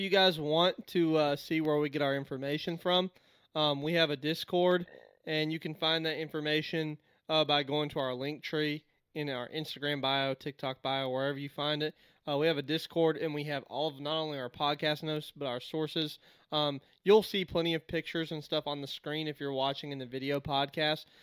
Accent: United States; as an American

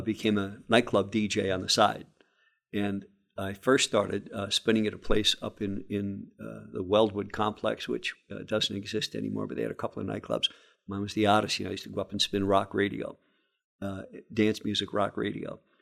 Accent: Scranton, Pennsylvania, United States; I came from a family of thirteen kids growing up in West Scranton

